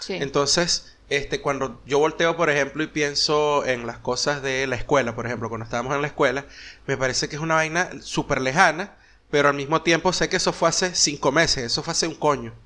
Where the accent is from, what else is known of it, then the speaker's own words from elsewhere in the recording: Venezuela; moved away as an adult; also born or lived in United States; cuando salimos de Venezuela y nos fuimos a, Estados Unidos